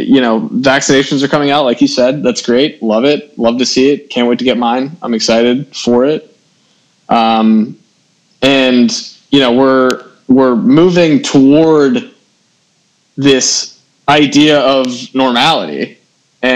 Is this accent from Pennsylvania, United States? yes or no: yes; Pittsburgh, Pennsylvania, United States; moved away; my hometown of Pittsburgh, Pennsylvania